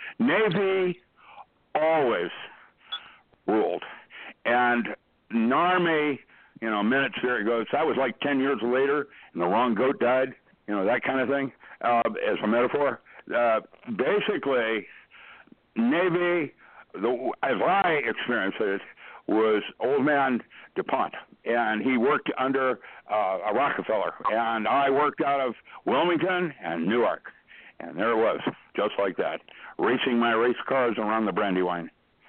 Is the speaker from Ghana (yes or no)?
no; China; English is a second language; I never learned how to do that because I grew up in China and my folks never touched me. You don't touch another person in that culture.